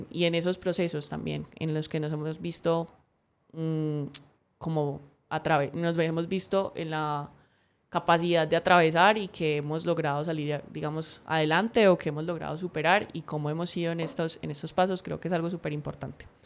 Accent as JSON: {"language": "Spanish", "town": "Cali", "region": "Valle del Cauca", "country": "Colombia", "said": "Entonces me estaba escuchando la voz súper paisa, pero no, yo soy súper caleña."}